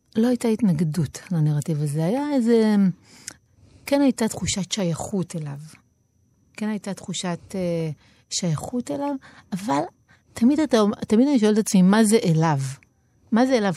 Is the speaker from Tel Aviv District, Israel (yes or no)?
yes; Tel Aviv-Yafo, Tel Aviv District, Israel; נולדתי ביפו